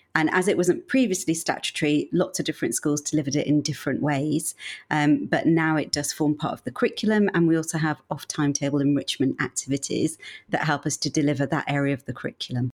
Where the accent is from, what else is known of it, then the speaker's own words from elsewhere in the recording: Birmingham, West Midlands, United Kingdom; moved away as an adult; also born or lived in Manchester / London; I'm actually from Birmingham